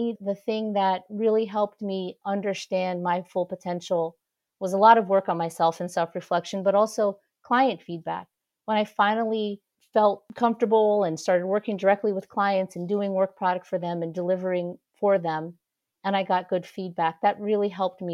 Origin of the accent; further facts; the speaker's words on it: San Francisco, California, United States; now in Washington, D.C., United States; So I'm originally from San Francisco. I live in Washington, D.C. now, but I grew up in San Francisco.